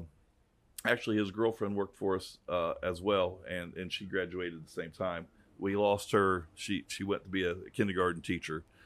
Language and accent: English; DeLand, Florida, United States; I'm from DeLand